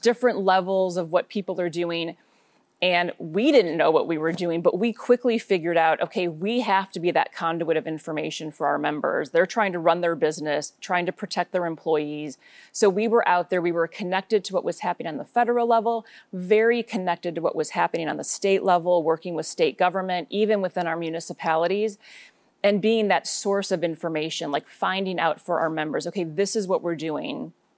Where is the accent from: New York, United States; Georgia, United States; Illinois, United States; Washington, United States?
Illinois, United States; suburbs of Chicago; moved away as an adult; now in Portland, United States; I was born and raised in Illinois, grew up in the suburbs of Chicago